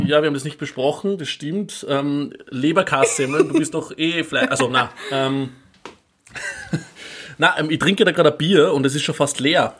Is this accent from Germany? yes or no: no; Upper Austria, Austria; now in Vienna, Austria; ich bin aus Oberösterreich ursprünglich